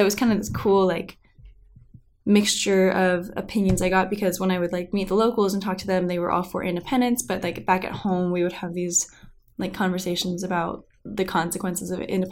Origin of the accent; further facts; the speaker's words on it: Carmel, California, United States; I'm from Carmel, it's a pretty small place